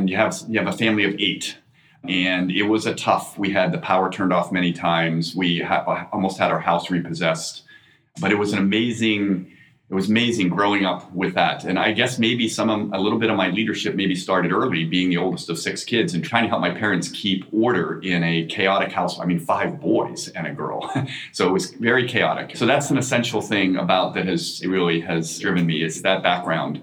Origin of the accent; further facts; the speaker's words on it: Newark, Delaware, United States; I grew up in Delaware, Newark, Delaware